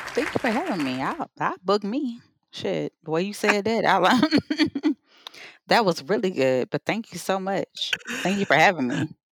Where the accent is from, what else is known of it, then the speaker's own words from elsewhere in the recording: Savannah, Georgia, United States; growing up in Savannah was just a wonderful thing